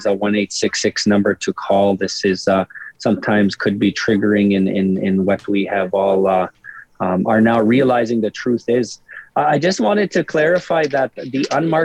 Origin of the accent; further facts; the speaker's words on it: Cowessess First Nation, Saskatchewan, Canada; I grew up on Cowessess